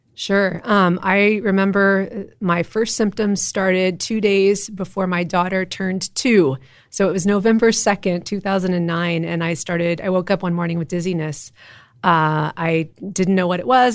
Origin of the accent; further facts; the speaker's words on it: Austin, Texas, United States; also born or lived in Western Massachusetts / Cincinnati; I grew up in Austin. I'm a seventh generation Texan